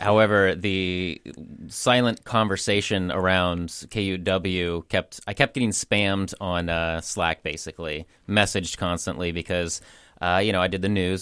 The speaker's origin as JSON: {"language": "English", "town": "Portland", "region": "Oregon", "country": "United States", "said": "I am from this area, I am from Portland"}